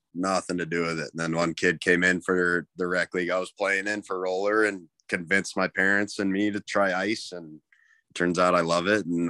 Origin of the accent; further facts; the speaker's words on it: Omaha, Nebraska, United States; also born or lived in Denver, Colorado; So I was born in Denver, and I lived there until I was about 7 or 8. And then I moved to Omaha, Nebraska when I was probably 9.